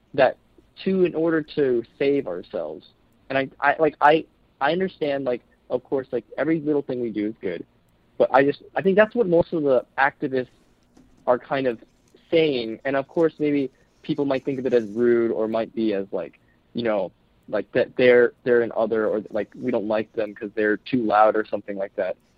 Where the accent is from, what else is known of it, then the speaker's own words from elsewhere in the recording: United States; I we're from South Korea originally. I was born in the U.S.